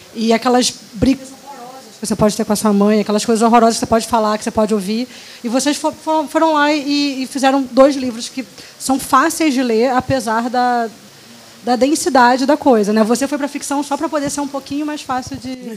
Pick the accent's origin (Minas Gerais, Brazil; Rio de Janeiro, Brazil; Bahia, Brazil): Rio de Janeiro, Brazil; eu sou do Rio, acho que dá para ouvir